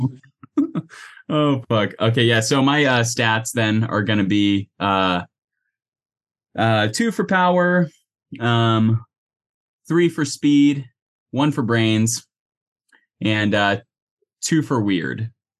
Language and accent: English; Wyoming, United States; Yes, Cannon. I am from Wyoming.